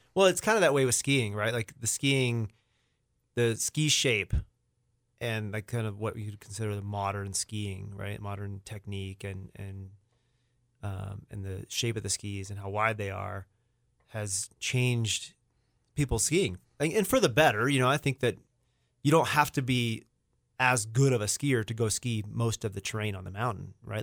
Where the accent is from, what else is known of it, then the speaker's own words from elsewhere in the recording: Rogers, Arkansas, United States; moved away; I grew up there. I grew up in Rogers.